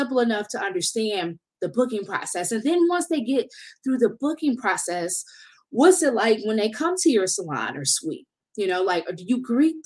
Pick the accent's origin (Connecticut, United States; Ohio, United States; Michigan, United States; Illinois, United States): Michigan, United States; Detroit; I'm from Detroit